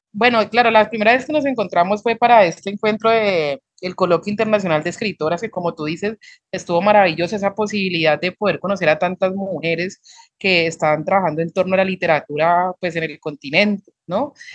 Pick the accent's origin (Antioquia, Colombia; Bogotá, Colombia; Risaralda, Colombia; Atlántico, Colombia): Risaralda, Colombia; Pereira; now in Cali, Colombia; yo no soy de Cali, vivía en una ciudad un poco más fría que es Pereira, Rizaralda, acá en Colombia